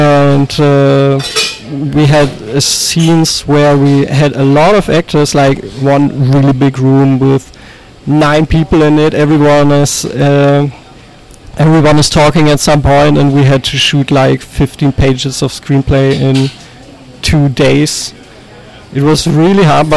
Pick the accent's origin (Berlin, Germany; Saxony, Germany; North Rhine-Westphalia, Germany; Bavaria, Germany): North Rhine-Westphalia, Germany; Unna; my hometown, Unna, near Dortmund, in West Germany.